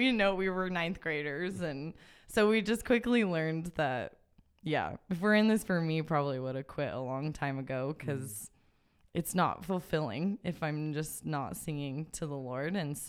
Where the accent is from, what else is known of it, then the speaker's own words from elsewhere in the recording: Idaho, United States; And then since I was from Idaho, I ended up coming back and being a student at Northwest Nazarene University, which is here in Nampa.